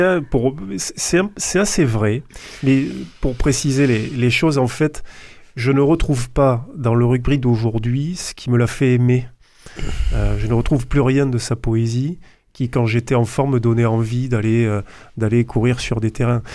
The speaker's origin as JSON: {"language": "French", "town": "Toulouse", "region": "Occitania", "country": "France", "said": "en tant que Toulousain"}